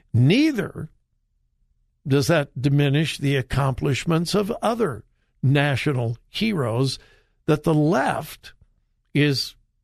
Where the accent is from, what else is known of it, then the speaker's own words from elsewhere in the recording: Compton, California, United States; I'm from Southern California, lived not far from the Watts riots. If you're not old enough to remember the Watts riots, I hope you have studied them in your history classes. I lived not far from there, graduated from high school in Compton, California.